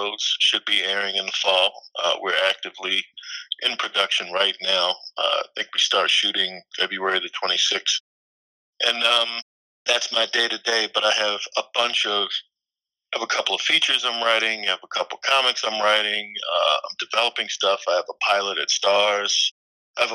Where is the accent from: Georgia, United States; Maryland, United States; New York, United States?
Maryland, United States; Annapolis; moved away as an adult; I come from Annapolis, Maryland, which is a small town outside of Baltimore.